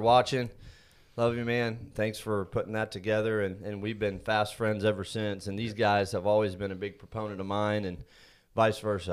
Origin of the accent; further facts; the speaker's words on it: Indiana, United States; now in Texas, United States; I was born and raised in Indiana, been in Texas for, be thirty-two years this summer